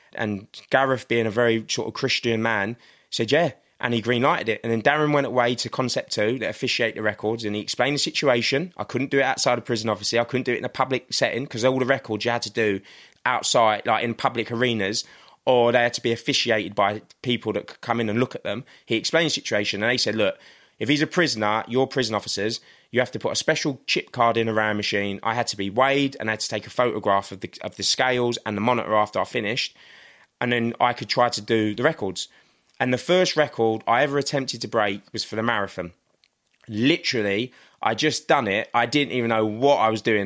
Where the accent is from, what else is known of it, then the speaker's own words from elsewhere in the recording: London, United Kingdom; this little boy that was growing up in Crystal Palace